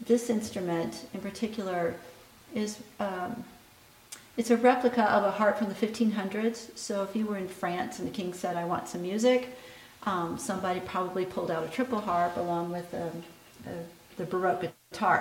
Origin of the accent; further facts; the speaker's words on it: Parkville, Missouri, United States; I'm from Parkville